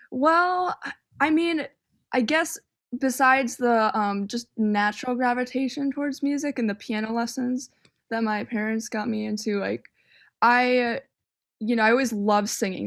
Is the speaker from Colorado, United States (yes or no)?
no; northern suburbs of Chicago, Illinois, United States; moved away as an adult; also born or lived in Miami; now in Chicago, United States; I grew up more on the suburbs, and, and the suburbs were, like, I feel like I got a good education growing up here